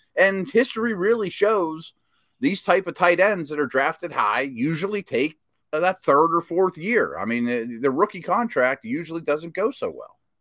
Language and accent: English; Pittsburgh, Pennsylvania, United States; my hometown, the Steelers